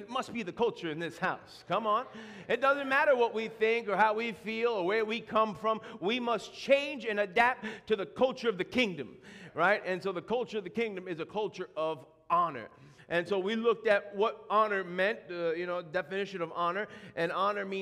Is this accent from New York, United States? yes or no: yes; New York, United States; moved away; I go back home to my neck of the woods in New York.